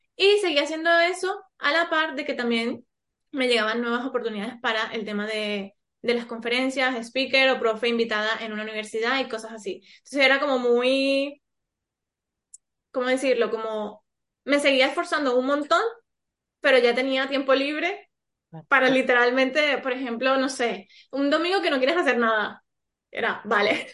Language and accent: Spanish; Colombia; moved away as an adult; now in Spain; Yo soy colombiana y hace siete años vivo aquí en España, ahora también soy española.